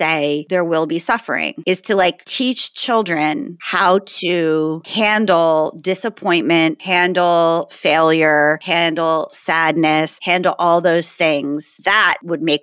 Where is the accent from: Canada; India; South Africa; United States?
United States; New Jersey; I'm from New Jersey and I had a Dremel tool when I was 12 to do acrylics